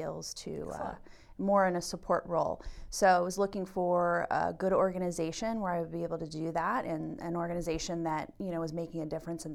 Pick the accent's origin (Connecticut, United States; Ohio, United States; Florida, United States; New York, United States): Florida, United States; Jacksonville; moved away as an adult; now in Berks County, United States; I'm originally from Jacksonville, Florida, but we have lived here for 20 years